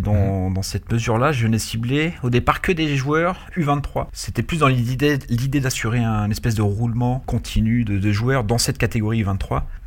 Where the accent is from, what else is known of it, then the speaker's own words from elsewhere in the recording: Paris, Île-de-France, France; also born or lived in Orléans / Lyon; now in Issy-les-Moulineaux, France; je suis originaire de Paris.